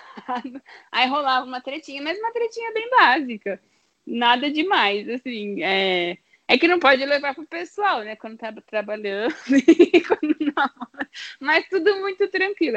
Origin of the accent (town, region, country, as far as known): Brazil